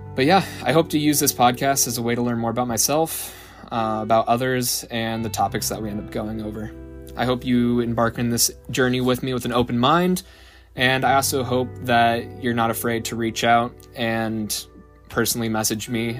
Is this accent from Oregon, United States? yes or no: yes; Salem, Oregon, United States; I'm originally from Salem, Oregon. Didn't move too far from the nest my whole life